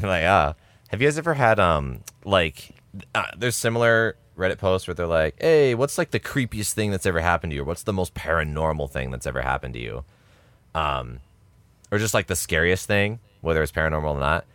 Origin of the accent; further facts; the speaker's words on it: United States; We're American